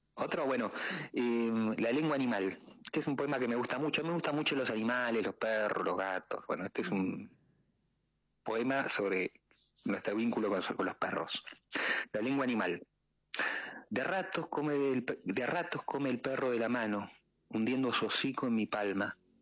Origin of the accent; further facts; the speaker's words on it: Tandil, Buenos Aires Province, Argentina; yo de Tandil, y en Tandil ustedes saben que hay un lago, ¿no? Entonces, eh, lago artificial. Entonces, como de muy pibe, siempre iba, nadaba